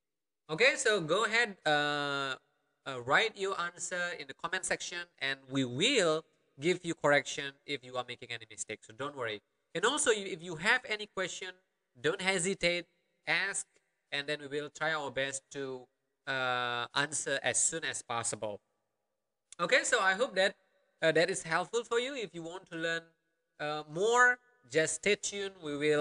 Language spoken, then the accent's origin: English; Karangasem, Bali, Indonesia; accent: Karangasem Balinese dialect; I'm from Karangasem. Okay, one region in Bali. I have my own dialect, and it is rather different than, let's say, another region in Bali.